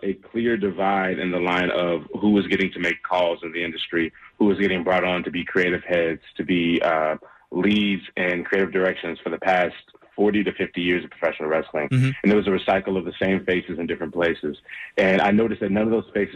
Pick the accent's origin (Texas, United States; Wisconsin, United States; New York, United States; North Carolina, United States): North Carolina, United States; Charlotte; I'm a hometown guy. I'm born and raised in Charlotte, North Carolina.